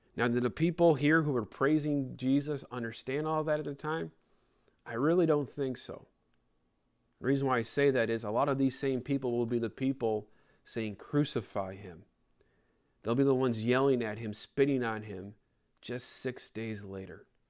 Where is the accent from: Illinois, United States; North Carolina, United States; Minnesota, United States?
Illinois, United States; Chicago; I grew up in Chicago